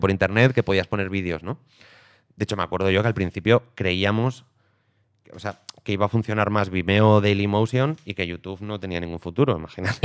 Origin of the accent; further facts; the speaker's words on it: Aragon, Spain; now in Madrid, Spain; aragonés expatriado en Madrid